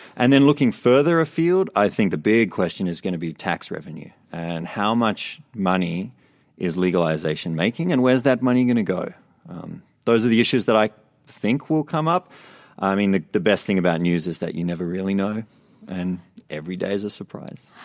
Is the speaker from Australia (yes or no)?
yes; Australia; now in Vancouver, Canada; I grew up in Australia